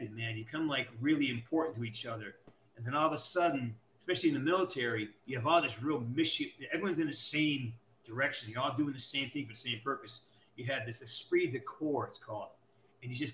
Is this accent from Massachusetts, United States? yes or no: yes; Western Massachusetts, United States; I'm from Western Massachusetts where the leaves change